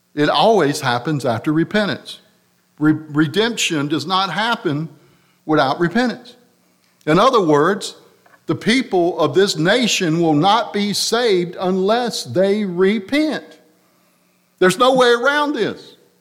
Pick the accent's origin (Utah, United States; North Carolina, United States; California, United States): North Carolina, United States; Harnett Central; I'm from Harnett Central